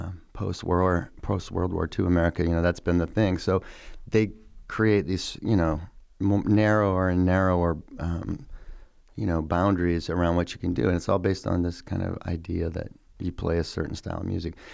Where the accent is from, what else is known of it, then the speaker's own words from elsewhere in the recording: Iowa City, Iowa, United States; also born or lived in Boston / Nashville; growing up in Iowa City is it's a town really full of artists